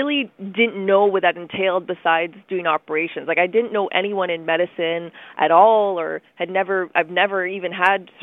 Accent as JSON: {"language": "English", "town": "Ottawa", "region": "Ontario", "country": "Canada", "tie": "born or raised there", "also_born_or_lived": "Chesterfield Inlet, Nunavut", "said": "Ottawa is where I've been raised almost my whole life"}